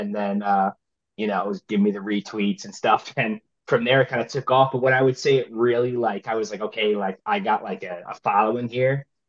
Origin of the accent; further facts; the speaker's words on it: New Jersey, United States; I'm from Jersey.